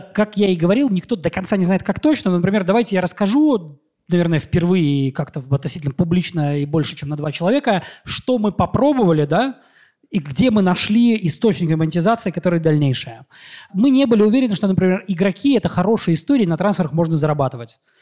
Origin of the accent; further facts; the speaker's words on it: Mordovia, Russia; moved away; я из Мордовии